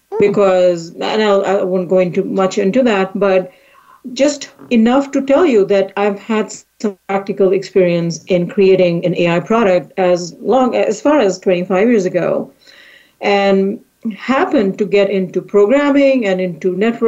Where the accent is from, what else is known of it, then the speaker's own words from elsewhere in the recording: India; moved away as an adult; now in United States; I came to this country from India to do a master's in artificial intelligence